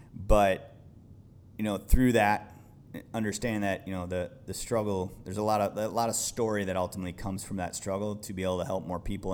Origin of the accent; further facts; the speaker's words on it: Midwest, United States; also born or lived in Idaho; growing up in the Midwest